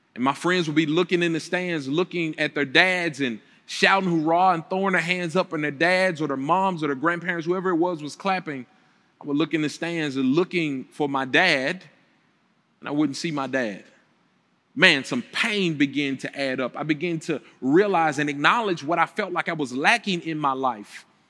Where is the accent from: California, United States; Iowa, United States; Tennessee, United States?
Tennessee, United States; Memphis; I grew up here in Memphis, Tennessee, so I came back home to Planet Church in the place where I grew up